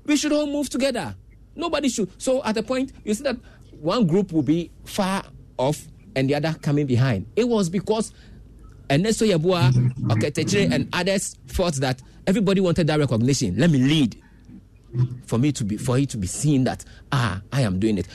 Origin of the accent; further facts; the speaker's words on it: Ghana; As a Ghanaian